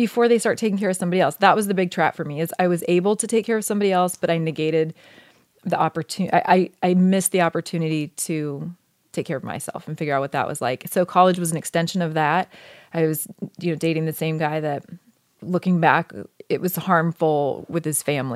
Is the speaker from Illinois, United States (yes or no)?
no; Oregon, United States; moved away as an adult; I grew up in Oregon